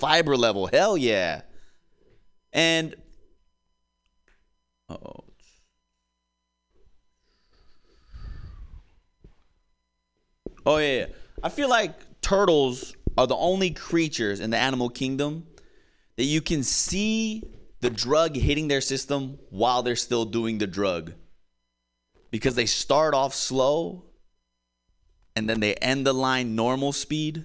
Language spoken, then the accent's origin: English; Hawaii, United States; I'm originally from Hawaii